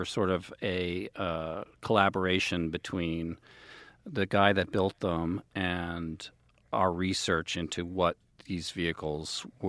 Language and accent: English; New Yorkers, United States; And we being American New Yorkers don't speak any other languages.